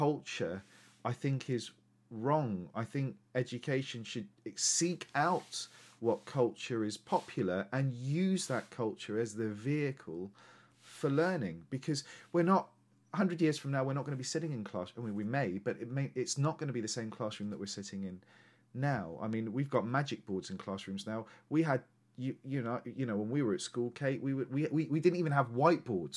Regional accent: Lincolnshire, East Midlands, United Kingdom; also born or lived in London; I was born in London, moved to Lincolnshire when I was very 6 months old. So there was, in Lincolnshire in the 80s and 90s, there was no ethnicity or diversity at all.

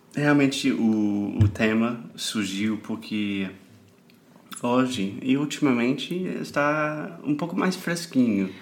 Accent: South Carolina, United States; Portuguese is a second language; moved away as an adult; now in Rio de Janeiro, Brazil; eu venho do, da Carolina do Sul, que a gente tem quatro estações

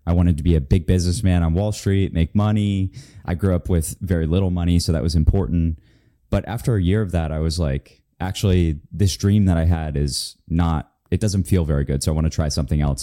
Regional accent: Florida, United States; moved away; I'm from Florida

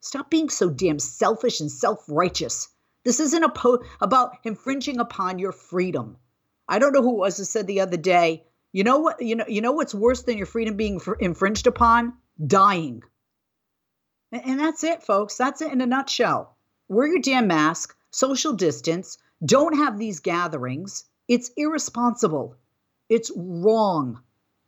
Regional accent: United States; as an American, especially an American woman

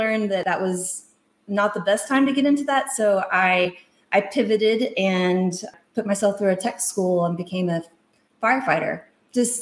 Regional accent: Gun Barrel City, Texas, United States; moved away as an adult; also born or lived in Japan / Asheville, North Carolina; I'm from Gun Barrel City, Texas.

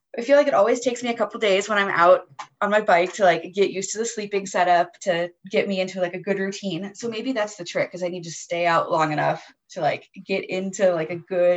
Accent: United States; as an American

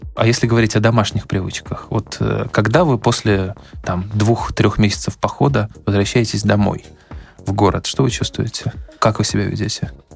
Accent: Arkhangelsk Oblast, Russia; я, поскольку вырос в Архангельской области, я примерно представляю, что такое северная природа

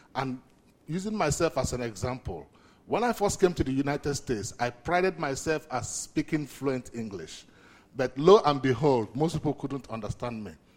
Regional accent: Nigeria; moved away; I'm originally from Nigeria

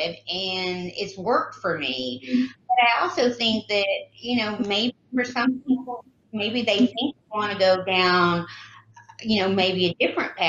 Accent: the South, United States; I grew up in the South, and the South is quite different

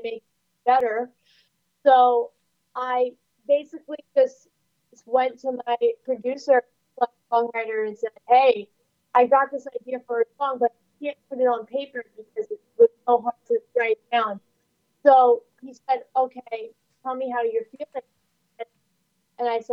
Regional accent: New York City, New York, United States; I was born and raised in Staten Island, New York

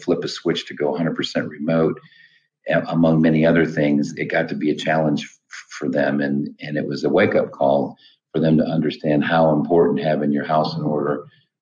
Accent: Midwest, United States; now in Atlanta, United States; I grew up in the Midwest with corn and soybeans and hogs and cows

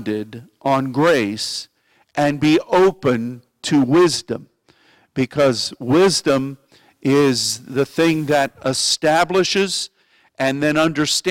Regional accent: Pittsburgh, Pennsylvania, United States; moved away; when I was growing up in Pittsburgh

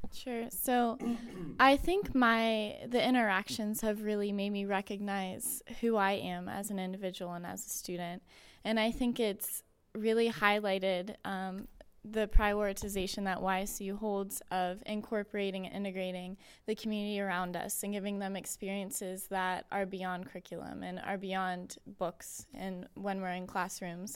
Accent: Austintown, Ohio, United States; I am from the area. I'm from Austin Town, so it's about twenty minutes away

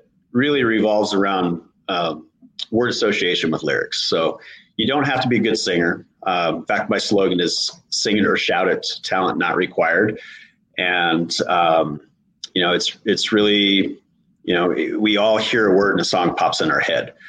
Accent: Montana, United States; now in Tennessee, United States; I'm from Montana

